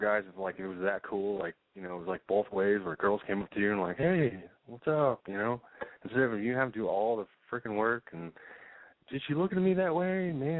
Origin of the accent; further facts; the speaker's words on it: Kentucky, United States; I am 26 years old. I am from Kentucky.